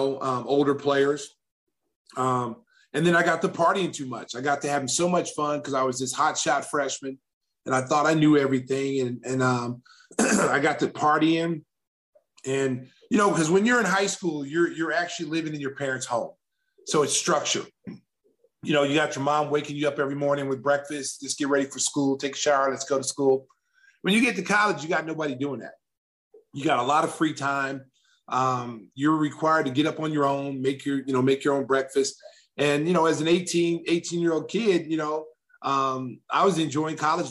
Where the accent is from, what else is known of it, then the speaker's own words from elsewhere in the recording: Lawton, Oklahoma, United States; a kid growing up in Lawton, Oklahoma